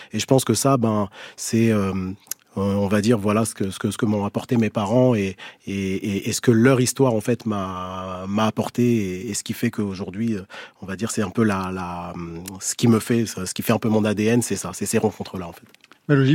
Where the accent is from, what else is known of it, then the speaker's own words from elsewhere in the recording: Algeria; je suis né en Algérie